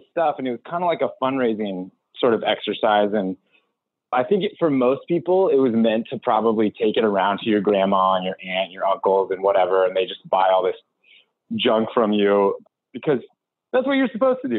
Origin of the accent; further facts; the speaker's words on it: Tri-Cities, southeastern Washington, United States; I grew up in a place called Tri-Cities in southeastern Washington